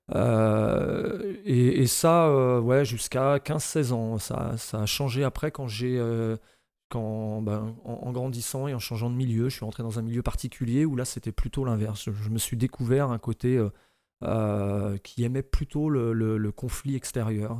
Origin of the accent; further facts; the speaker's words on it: Saint-Malo, Brittany, France; also born or lived in Pipriac; Je suis né à Saint-Malo